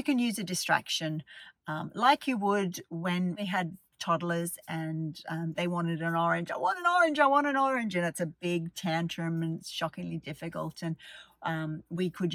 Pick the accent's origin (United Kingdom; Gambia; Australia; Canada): Australia; I grew up in Australia.